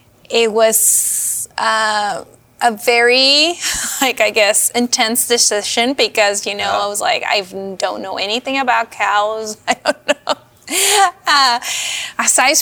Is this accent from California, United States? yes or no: yes; California, United States; now in Washington, United States; I came from California. Mm-hmm. Moved to Washington to raise a family.